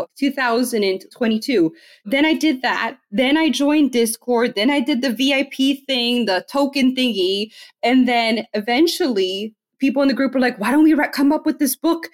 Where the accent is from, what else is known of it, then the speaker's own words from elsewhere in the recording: Miami, Florida, United States; now in Tennessee, United States; I'm from Miami, Florida. I'm Hispanic.